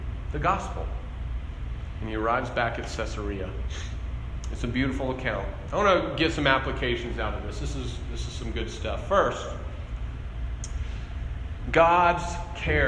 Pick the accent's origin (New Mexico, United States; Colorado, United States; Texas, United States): New Mexico, United States; Albuquerque; I grew up in Albuquerque, a very large city